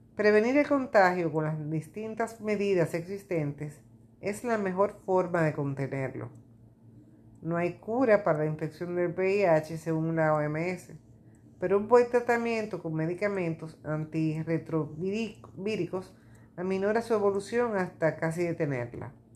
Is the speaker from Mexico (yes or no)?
no; Dominican Republic; en mi país, República Dominicana